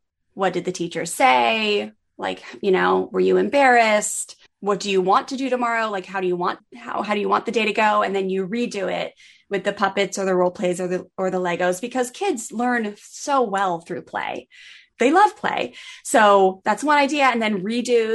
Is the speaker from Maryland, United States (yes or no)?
yes; Maryland, United States; I grew up in on the East Coast in Maryland